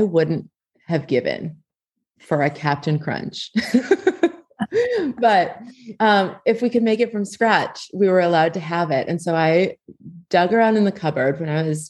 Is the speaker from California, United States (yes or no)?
yes; Los Angeles, California, United States; I grew up in Los Angeles in the early 80s